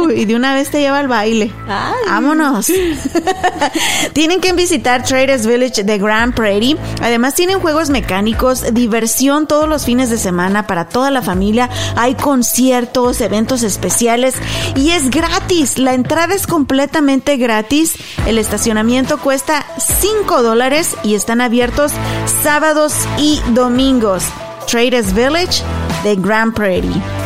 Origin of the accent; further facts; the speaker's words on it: Mexico; now in United States; somos inmigrantes, yo mexicana 100%